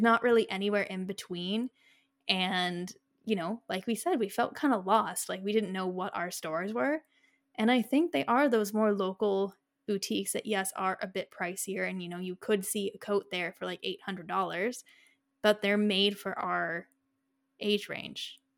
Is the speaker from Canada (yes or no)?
yes; Canada; we are Canadian